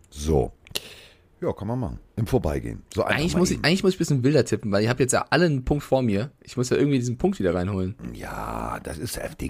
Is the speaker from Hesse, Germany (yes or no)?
yes; Frankfurt, Hesse, Germany; born there; Ich als Frankfurter, komme ja gebürtig aus Frankfurt